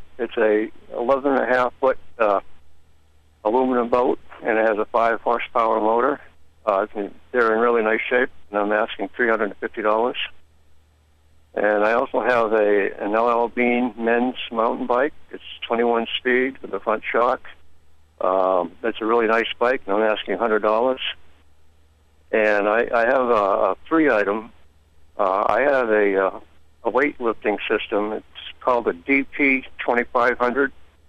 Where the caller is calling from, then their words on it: Rumford, Maine, United States; I'm calling from Rumford